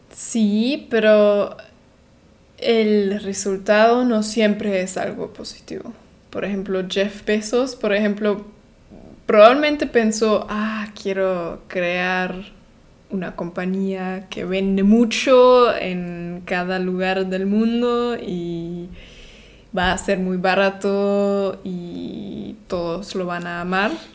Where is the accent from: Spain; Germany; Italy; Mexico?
Germany; soy de Alemania